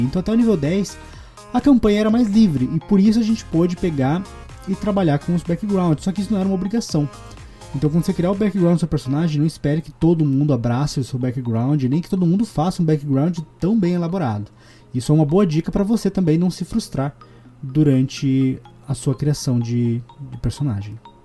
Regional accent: Curitiba, Paraná, Brazil; accent: R puxado; eu sou de Curitiba e eu tenho muito costume de puxar o R para tudo

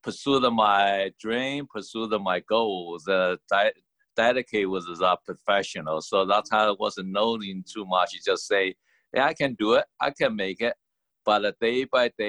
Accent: Taiwan; also born or lived in Boston, United States; now in United States; My personal origin is from the Taiwan. And come to the United States was probably 1982.

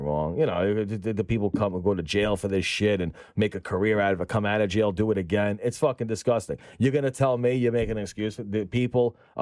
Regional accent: New York City, New York, United States; also born or lived in Staten Island; I grew up in Brooklyn, we had to leave Brooklyn because kids were getting murdered. That's where I grew up.

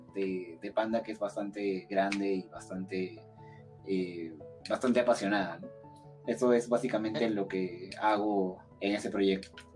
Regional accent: Lima, Peru; soy de Lima, Perú

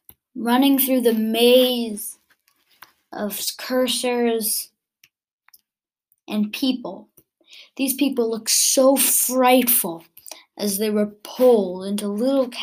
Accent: United States; I'm actually American

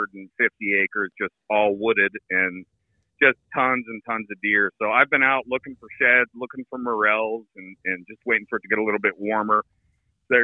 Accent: Pittsburgh, Pennsylvania, United States; I'm from Pittsburgh, like I said, so Steel Town for sure

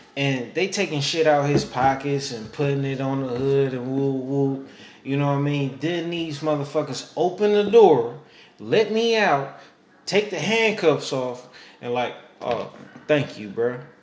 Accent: Oakland, California, United States; I'm from East Oakland

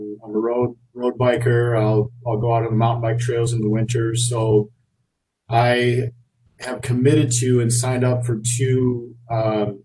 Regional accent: South Dakota, United States; moved away as an adult; now in Wisconsin, United States; I grew up in South Dakota

